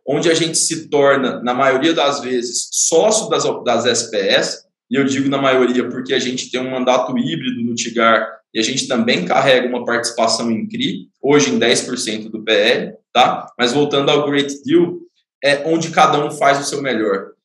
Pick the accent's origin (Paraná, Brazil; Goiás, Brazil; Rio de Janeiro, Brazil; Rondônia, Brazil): Goiás, Brazil; Goiânia; moved away as an adult; now in São Paulo, Brazil; Eu sou natural de Goiânia, mas moro em São Paulo já tem oito anos